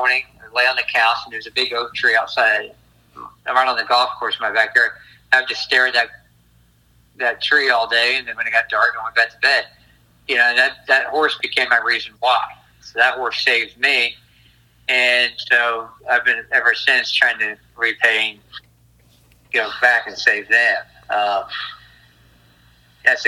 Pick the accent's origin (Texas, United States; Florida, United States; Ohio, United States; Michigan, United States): Florida, United States; South; I grew up in South Florida.